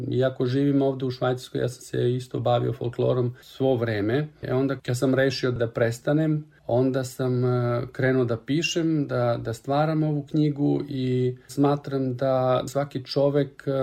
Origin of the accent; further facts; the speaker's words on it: Kobišnica, Southern and Eastern Serbia, Serbia; moved away as an adult; also born or lived in Zaječar; now in Switzerland; rođen sam 1977. godine u Zaječaru. Celo svoje detinjstvo sam proveo u Kobišnici, u jednom selu u Negotinskoj krajini.